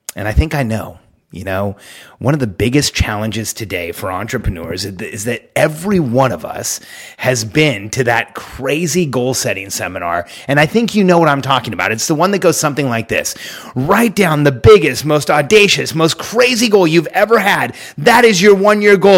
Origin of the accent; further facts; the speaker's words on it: California, United States; moved away; I'm from California, where, like, you know, you're not allowed to even have guns